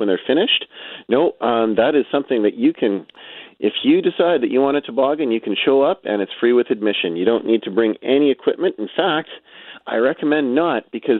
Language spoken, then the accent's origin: English; Pinawa, Manitoba, Canada; I grew up in Pinawa, so we would go to our local Yo-Yo Hill.